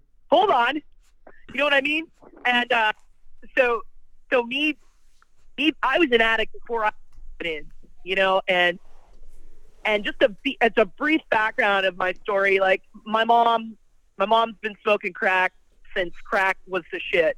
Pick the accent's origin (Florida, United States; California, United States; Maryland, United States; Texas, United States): California, United States; Bellflower; moved away; also born or lived in New York; I was born in Bellflower, California, but I've been living in New York uh, I just moved away from New York in 2017, and currently I'm back in California